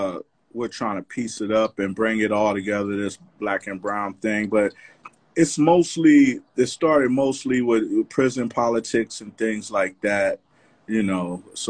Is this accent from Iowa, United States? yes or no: no; Los Angeles, California, United States; born or raised there; also born or lived in Compton / Inglewood / Pacoima